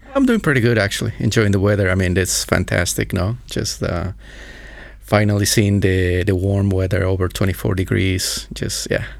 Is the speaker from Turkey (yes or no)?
no; Ecuador; also born or lived in Pittsburgh, Pennsylvania, United States; now in Bratislava, Slovakia; I'm from Ecuador, but I'm from the mountainous area